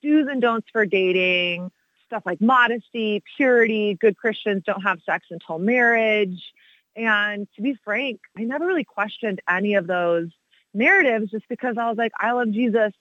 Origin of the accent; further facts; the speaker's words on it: Texas, United States; I grew up in Texas, so sort of the belt buckle of the Bible Belt